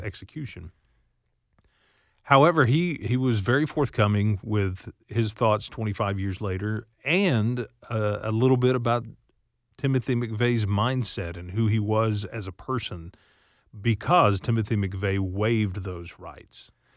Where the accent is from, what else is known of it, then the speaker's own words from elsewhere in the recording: Seminole, Oklahoma, United States; I grew up in Seminole, which is about an hour away from Oklahoma City